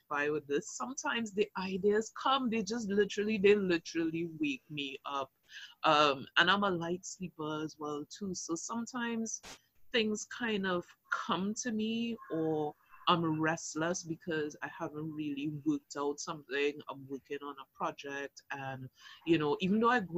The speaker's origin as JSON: {"language": "English", "town": "Arima", "country": "Trinidad & Tobago", "also_born_or_lived": "Anguilla (ancestry)", "said": "I'm from Arima, so east in the house"}